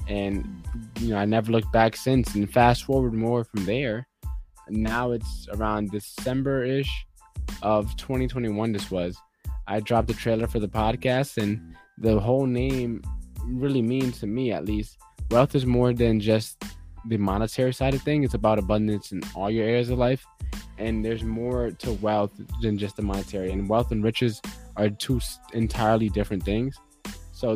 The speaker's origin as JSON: {"language": "English", "town": "Stamford", "region": "Connecticut", "country": "United States", "tie": "born or raised there", "said": "I was born and raised in Stamford"}